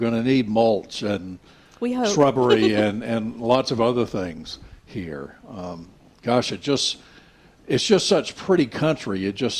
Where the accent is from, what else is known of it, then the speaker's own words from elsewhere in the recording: Nash County, North Carolina, United States; I grew up in Nash County, but I kind of feel like I'm a citizen in a way of Chatham County because I married a Chatham County girl, and I've come up here so many times.